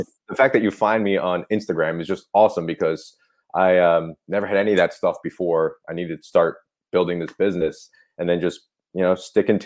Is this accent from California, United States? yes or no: no; Milford, Pennsylvania, United States; now in Burlington, United States; I'm actually from Northeast Pennsylvania